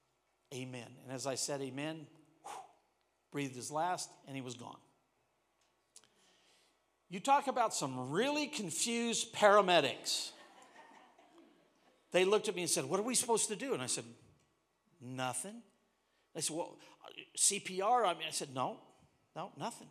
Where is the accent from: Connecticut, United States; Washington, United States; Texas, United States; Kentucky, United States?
Washington, United States; moved away; I come from Washington.